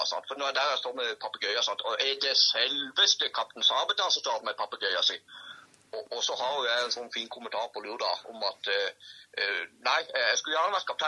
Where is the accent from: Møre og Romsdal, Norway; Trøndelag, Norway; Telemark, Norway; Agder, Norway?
Agder, Norway; For jeg er jo fra Sørlandet, sant.